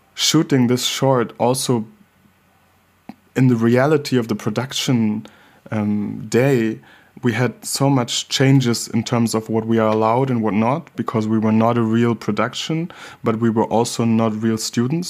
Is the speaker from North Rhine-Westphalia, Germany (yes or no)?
no; Hamburg, Germany; growing up in Hamburg, Germany, as a black child